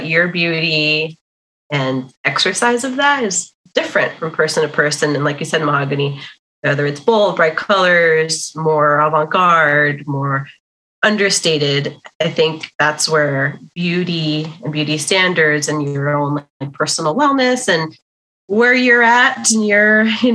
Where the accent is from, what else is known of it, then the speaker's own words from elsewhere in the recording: Miami, Florida, United States; now in Los Angeles, United States; I grew up in Miami